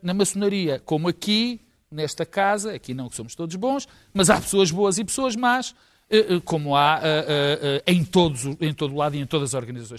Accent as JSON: {"language": "Portuguese", "country": "Portugal", "said": "como português"}